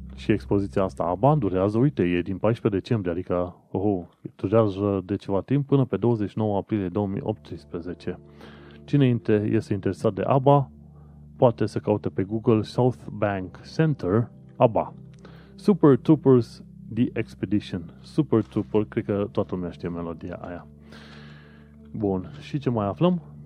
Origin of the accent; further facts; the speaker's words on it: Romania; moved away as an adult; now in United Kingdom; am plecat din România